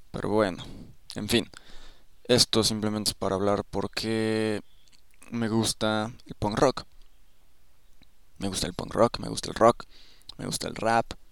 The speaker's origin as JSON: {"language": "Spanish", "region": "Mexico City", "country": "Mexico", "said": "O sea, soy una persona de la Ciudad de México. No es como que siempre escuché música en español."}